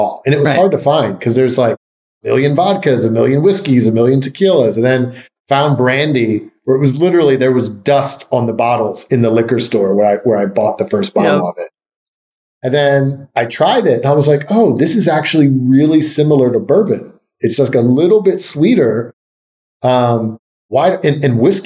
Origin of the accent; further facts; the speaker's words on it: Philadelphia, Pennsylvania, United States; moved away; I moved back to my hometown of Philadelphia